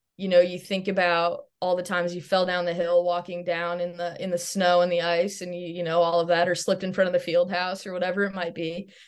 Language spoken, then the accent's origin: English; Chicago, Illinois, United States; moved away as an adult; also born or lived in Dubuque, Iowa; growing up in Chicago